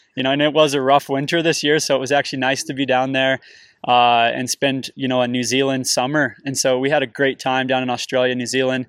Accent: St. George, Utah, United States; I grew up in the desert, I grew up in Saint George

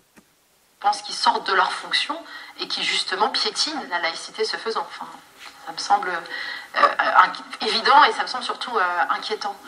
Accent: Normandy, France; moved away as an adult; also born or lived in Paris; je suis née en Normandie je suis venue à Paris en fait pour mes études

